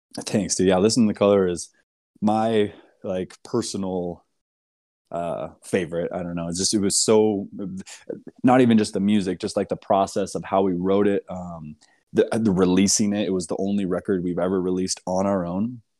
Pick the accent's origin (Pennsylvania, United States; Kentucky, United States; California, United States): California, United States; moved away as an adult; also born or lived in Portland, Oregon; I grew up in California and moved to Portland around two thousand seven